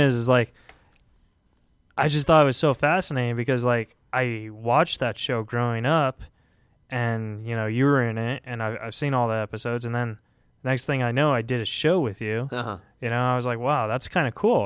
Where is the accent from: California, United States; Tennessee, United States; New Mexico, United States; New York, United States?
California, United States; Huntington Beach; I am from Huntington Beach